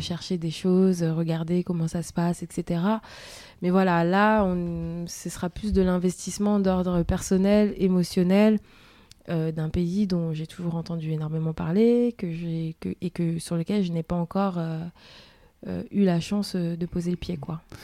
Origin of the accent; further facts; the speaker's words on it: France; also born or lived in Germany; je suis née ici en France